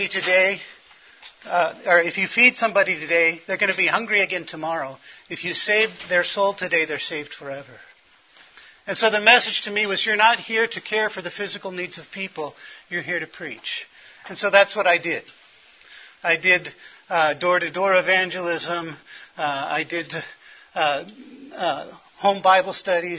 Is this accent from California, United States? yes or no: yes; Los Angeles, California, United States; I was born in Hollywood Presbyterian Hospital.